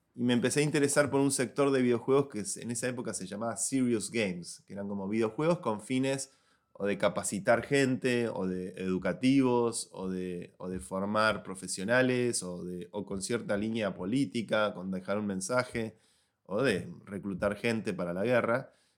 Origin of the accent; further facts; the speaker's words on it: Buenos Aires, Argentina; moved away as an adult; also born or lived in San Francisco / New York; now in Madrid, Spain; Soy un joven argentino de Buenos Aires